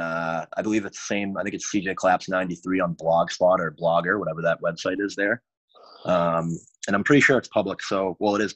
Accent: Boston area, Massachusetts, United States; I grew up right outside of Boston, like, you know, 30 minutes south

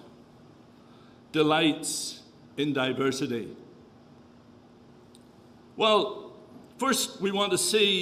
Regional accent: Northern Ireland, United Kingdom; accent: Irish; moved away as an adult; also born or lived in Kenya / Tanzania; now in Canada; Was born and raised in the north of Ireland, left there when there was the Troubles

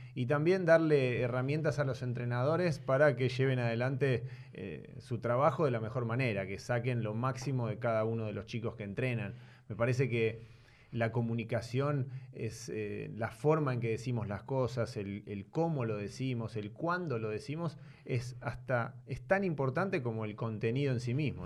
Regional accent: Buenos Aires, Argentina; Yo nací en Buenos Aires. Eh, mi padre es croata, mi madre es argentina. Mm. Y nací por el lado de, Palermo, Belgrano

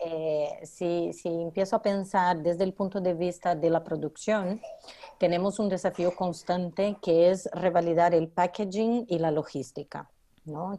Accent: Brazil; moved away as an adult; now in Barcelona, Spain; soy brasileña

